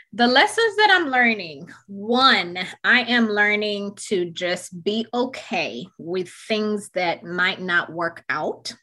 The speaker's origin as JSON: {"language": "English", "country": "Uganda", "tie": "born or raised there", "moved": "yes", "said": "I grew up in Uganda, very different lifestyle. I grew up in boarding school"}